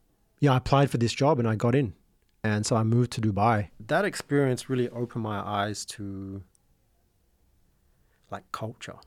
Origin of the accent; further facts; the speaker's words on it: Sydney, New South Wales, Australia; an Indonesian kid growing up in Sydney with no relatives here